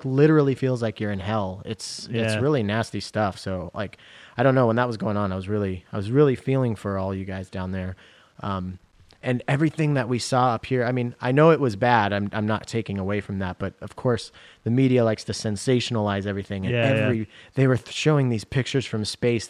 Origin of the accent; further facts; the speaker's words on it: Washington, United States; now in Seattle, United States; I grew up in Washington State.